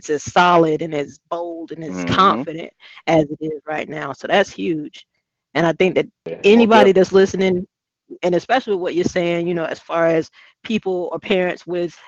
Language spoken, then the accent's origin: English; Hemingway, South Carolina, United States; I grew up in Hemingway